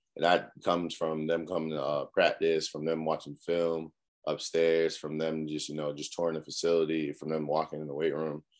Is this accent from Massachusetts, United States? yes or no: yes; Cambridge, Massachusetts, United States; moved away as an adult; now in South Carolina, United States; I'm from Cambridge, Massachusetts, uh, up north, real cold.